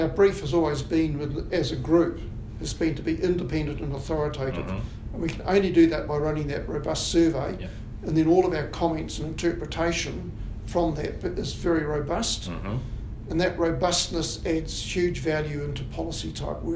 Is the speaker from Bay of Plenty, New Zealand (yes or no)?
no; Wellington, New Zealand; also born or lived in Southland / Canterbury / Wairarapa; I grew up in Wellington, and I left school vowing never to come back to Wellington City